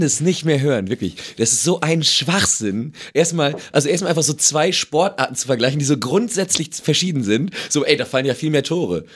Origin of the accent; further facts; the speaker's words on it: Emsland, Lower Saxony, Germany; ich komme ja aus dem Emsland